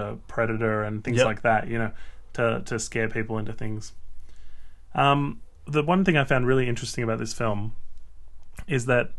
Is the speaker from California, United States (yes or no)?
no; West Virginia, United States; But for someone who grew up in a small town like my home state of West Virginia, or where we just were in Altoona, I'd put it at less than 50%.